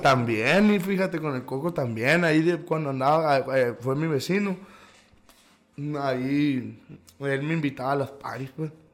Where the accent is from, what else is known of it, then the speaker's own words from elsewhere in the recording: Caborca, Sonora, Mexico; Aquí nací en Caborca, aquí sigo